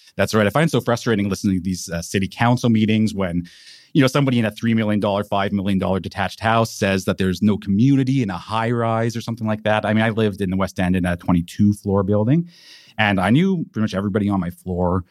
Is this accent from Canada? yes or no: yes; Vancouver, British Columbia, Canada; moved away as an adult; also born or lived in Montreal / Ottawa; I'm born and raised in Vancouver. I'm from here originally. I grew up in Caresdale.